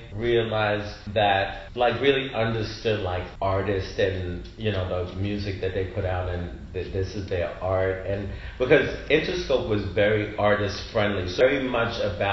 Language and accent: English; New York, United States; I'm from New York